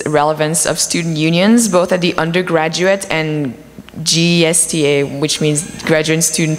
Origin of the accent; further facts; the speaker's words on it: Quebec, Canada; moved away; I was raised in Quebec